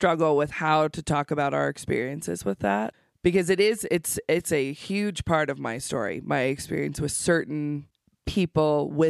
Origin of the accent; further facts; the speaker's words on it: Shelley, Idaho, United States; And I mean, I grew up in Shelley, which was very small, very tight knit, very much its own.